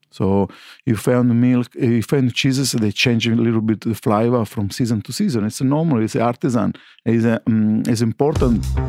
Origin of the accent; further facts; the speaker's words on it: Sicily, Italy; English is a second language; moved away as an adult; now in Melbourne, Australia; I come from Sicily